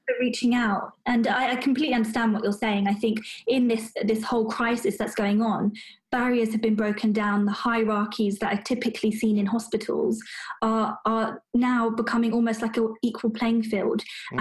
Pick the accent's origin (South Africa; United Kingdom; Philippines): United Kingdom; I'm British born and bred